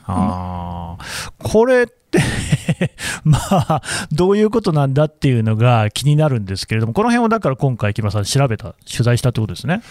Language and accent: Japanese; Aichi, Japan; 私も愛知出身ですからね